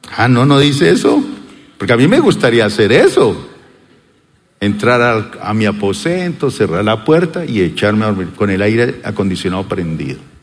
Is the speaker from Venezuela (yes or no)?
no; Colombia